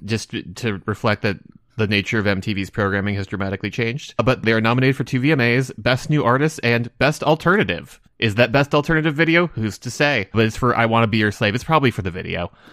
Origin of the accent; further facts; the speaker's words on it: United States; me being an American